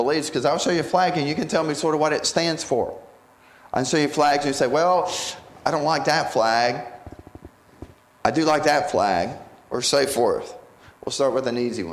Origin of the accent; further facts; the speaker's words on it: North Carolina, United States; I grew up in North Carolina